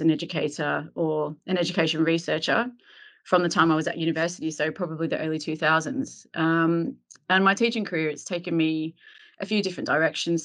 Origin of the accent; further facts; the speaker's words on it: Melbourne, Victoria, Australia; moved away as an adult; now in London, United Kingdom; I'm originally from Melbourne, Australia. I grew up there and lived some of my early adult life there